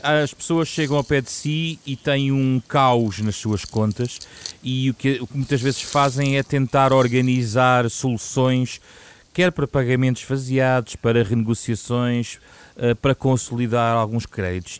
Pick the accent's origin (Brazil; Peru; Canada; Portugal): Portugal